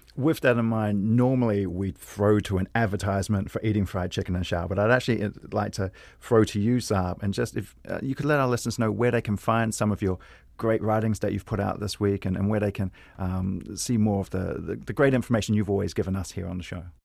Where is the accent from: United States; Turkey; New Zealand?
New Zealand; being a New Zealander